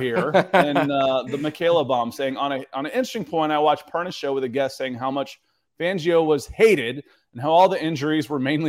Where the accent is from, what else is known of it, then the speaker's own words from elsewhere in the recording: Atlanta, Georgia, United States; I went to Auburn, and I grew up in Atlanta, though